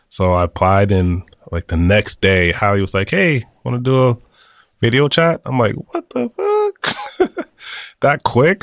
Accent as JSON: {"language": "English", "region": "New Jersey", "country": "United States", "moved": "as an adult", "lives_now": "San Francisco, United States", "said": "I'm from New Jersey"}